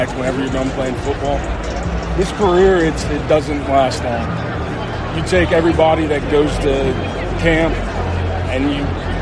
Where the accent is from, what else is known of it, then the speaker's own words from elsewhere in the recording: Charleston, South Carolina, United States; moved away as an adult; from South Carolina